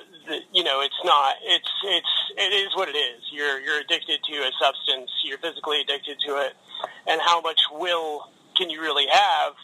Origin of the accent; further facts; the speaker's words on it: Louisville, Kentucky, United States; I grew up in Louisville, Kentucky